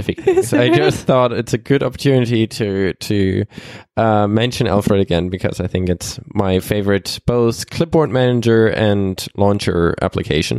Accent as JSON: {"language": "English", "country": "Australia", "said": "As an Australian"}